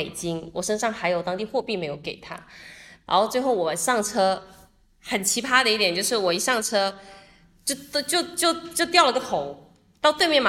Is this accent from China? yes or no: yes; China; 然后但是因为我们都是中国人，然后第二我们确实也是人人数比较少